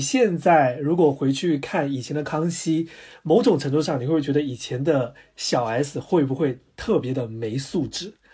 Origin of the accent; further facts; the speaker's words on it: Guangdong, China; 我们潮汕那边的人都会在我们自己家的天台装一个锅